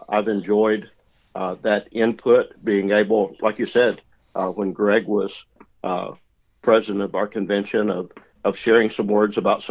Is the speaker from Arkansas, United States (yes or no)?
yes; the Arkansas Delta, United States; I'm from the Delta, raised in the Delta, still live in the Delta